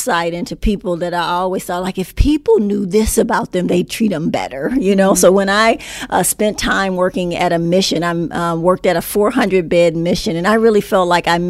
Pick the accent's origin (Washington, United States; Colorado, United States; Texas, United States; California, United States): California, United States; Los Angeles; moved away; I grew up in Los Angeles, grew up in South Central L.A., about four blocks from the L.A. Sports Arena